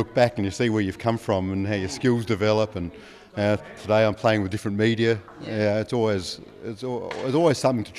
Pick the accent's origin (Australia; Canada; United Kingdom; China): Australia; Adelaide, South Australia; now in Griffith, Australia; I live here now, but originally from Adelaide.